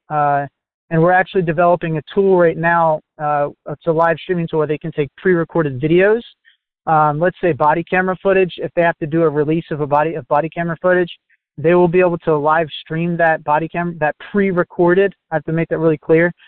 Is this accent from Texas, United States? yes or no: no; New Jersey, United States; I'm from New Jersey still